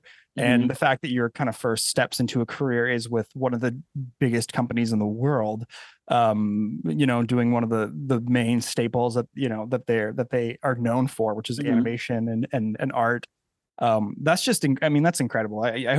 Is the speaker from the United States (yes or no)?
yes; California, United States; moved away; I'm from California. I grew up there. But I don't live there any longer.